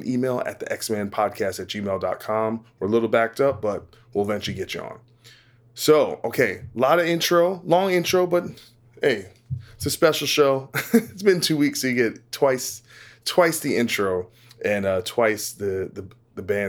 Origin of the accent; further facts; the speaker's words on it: New Jersey, United States; now in Los Angeles, United States; I'm in LA now, but I'm from New Jersey